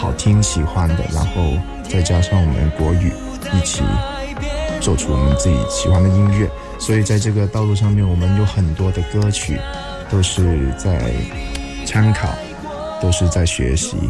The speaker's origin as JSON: {"language": "Chinese", "town": "Shenzhen", "region": "Guangdong", "country": "China", "tie": "born or raised there", "said": "我们从小因为在深圳长大，所以我们一直受到港台比较多的音乐的影响，所以我们比较热爱啊、港台的一些流行歌曲。"}